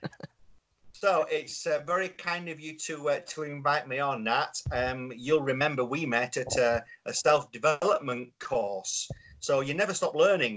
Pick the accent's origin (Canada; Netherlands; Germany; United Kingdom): United Kingdom; Yorkshire and the Humber; I'm a Yorkshireman